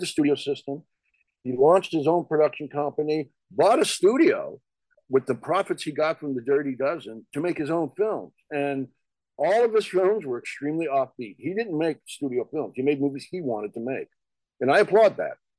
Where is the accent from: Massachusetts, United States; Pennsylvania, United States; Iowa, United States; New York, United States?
New York, United States; also born or lived in New Jersey; now in Los Angeles, United States; I live in LA. I was born in New York. And, and, like you, I spent a number of years in New Jersey